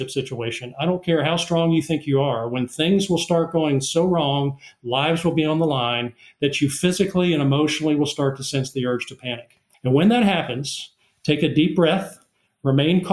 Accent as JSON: {"language": "English", "region": "South Carolina", "country": "United States", "tie": "born or raised there", "said": "my home state of South Carolina"}